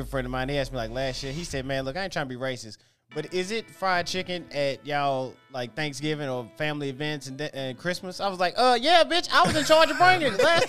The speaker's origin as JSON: {"language": "English", "town": "Antioch", "country": "United States", "tie": "born or raised there", "said": "I grew up in Antioch. In Antioch, when I was growing up, it's a melting pot. Every race was in Antioch."}